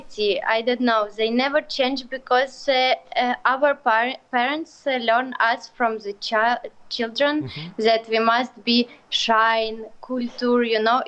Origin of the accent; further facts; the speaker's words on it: Ukraine; English is a second language; I'm from Ukraine.